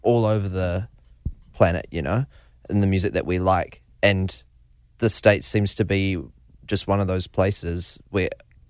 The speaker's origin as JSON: {"language": "English", "country": "New Zealand", "said": "obviously we're from New Zealand. We're so proud of being from New Zealand"}